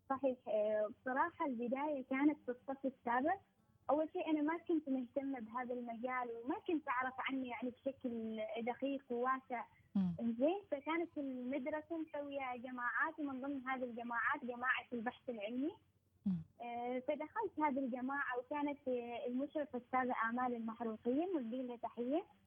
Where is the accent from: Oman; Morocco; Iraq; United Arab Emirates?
Oman; بلدنا عمان